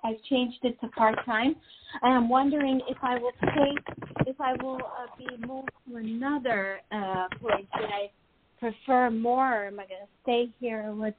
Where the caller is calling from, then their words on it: New York, United States; This is …, New York.